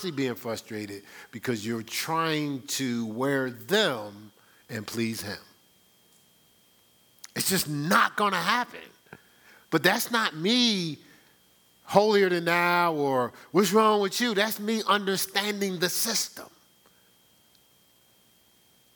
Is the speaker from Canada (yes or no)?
no; Newark, New Jersey, United States; I'm from Newark, New Jersey.